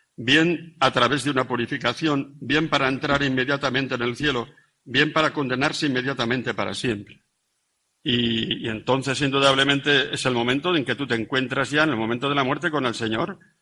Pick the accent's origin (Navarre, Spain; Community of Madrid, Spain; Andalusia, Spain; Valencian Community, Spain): Navarre, Spain; about 60 km from Pamplona; en mi pueblo a la marquesina donde cogemos los autobuses para Pamplona